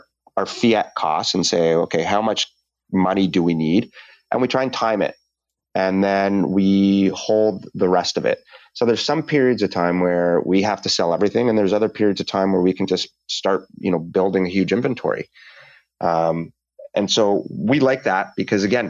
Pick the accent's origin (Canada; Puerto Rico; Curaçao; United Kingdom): Canada; as a Canadian